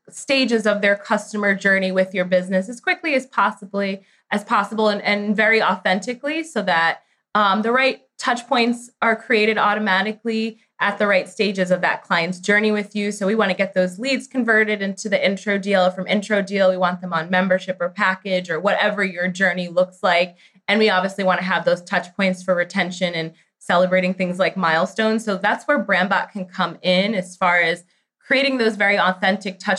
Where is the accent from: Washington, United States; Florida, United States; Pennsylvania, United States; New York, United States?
New York, United States; now in Charlotte, United States; I am from New York originally, now live in Charlotte, North Carolina.